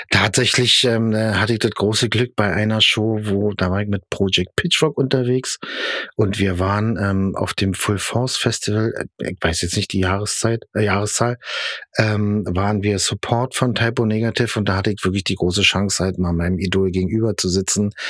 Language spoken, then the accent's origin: German; East Germany, Germany; also ich bin Ossi, Yeah.